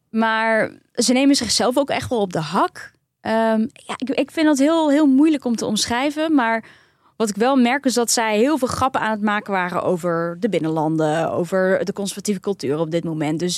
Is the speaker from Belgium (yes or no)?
no; Turkey; Ik dacht, oh ja, ik ben Turks, maar ik ben niet echt Turks.